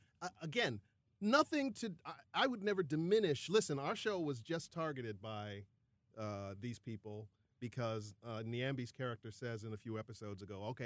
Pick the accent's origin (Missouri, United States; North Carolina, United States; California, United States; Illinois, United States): Illinois, United States; Chicago; born or raised there